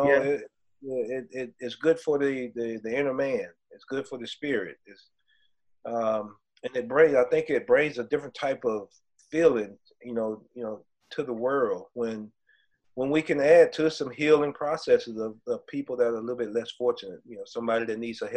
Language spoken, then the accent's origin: English; Georgia, United States; I'm from Georgia as well. I'm not the school Georgia. I'm from the state of Georgia.